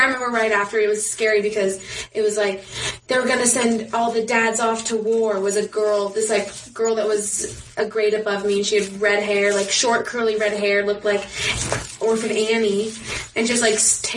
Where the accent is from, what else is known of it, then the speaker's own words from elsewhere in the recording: Utah, United States; growing up in Utah